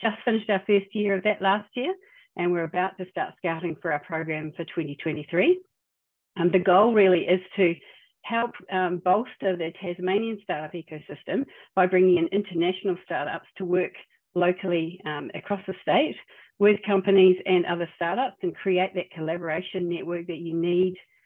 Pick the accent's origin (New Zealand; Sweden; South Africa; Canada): New Zealand; now in Australia; I'm a New Zealander